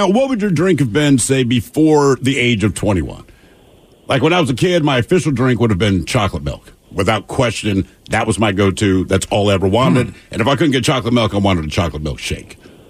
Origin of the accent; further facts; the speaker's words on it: Washington, United States; Said, Washington.